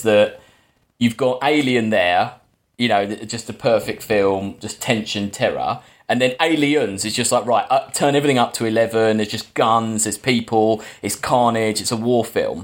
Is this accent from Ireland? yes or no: no; England, United Kingdom; as an English person